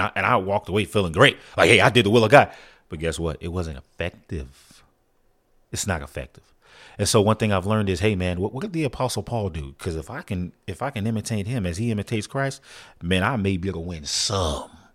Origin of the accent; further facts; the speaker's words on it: San Antonio, Texas, United States; I'm actually from San Antonio, Texas